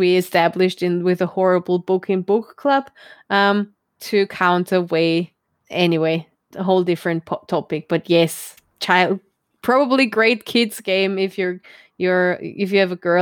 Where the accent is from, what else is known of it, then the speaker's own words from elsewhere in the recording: Germany; I'm from Farmer Germany.